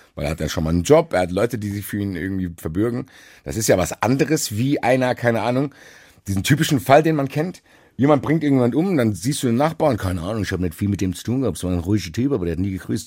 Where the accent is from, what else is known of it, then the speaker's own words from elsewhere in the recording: Frankfurt, Hesse, Germany; ich bin Frankfurter